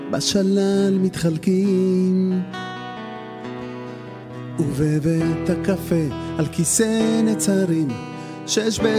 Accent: Jaffa, Tel Aviv District, Israel; אז אתם יכולים להבין שבתור ילד למשפחה עם דו-כתבים, ערבי, יהודייה וכאלה, בתוך uh, קן צרעות, אה, עג'מי uh, זה כאילו לגור בעזה במידה מסוימת

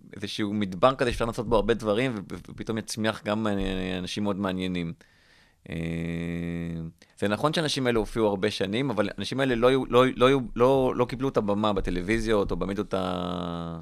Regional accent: Rishon LeZion, Central District, Israel; גדלתי בראשון לציון

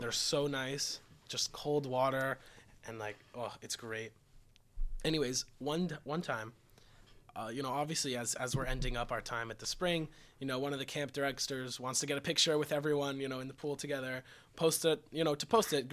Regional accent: Florida, United States; I'm from Florida

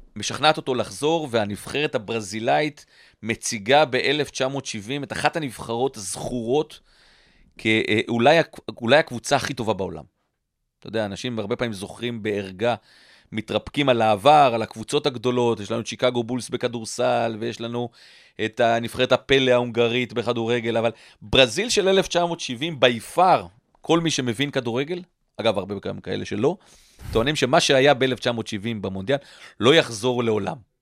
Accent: Israel; born or raised there

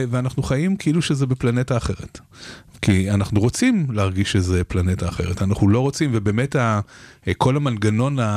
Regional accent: Israel; ישראלים, אנחנו אוהבים את ישראל

